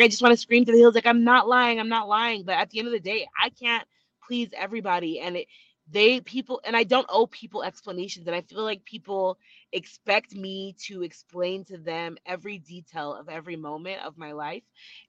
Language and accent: English; Utah, United States; I'm from Utah. I've worked in the celebrity space for a few years now.